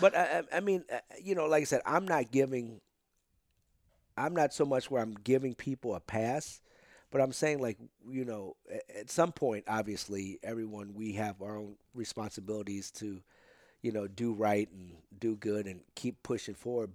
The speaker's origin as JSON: {"language": "English", "town": "St. Louis", "region": "Missouri", "country": "United States", "tie": "born or raised there", "also_born_or_lived": "Potosi", "said": "I got here, um, when I was three"}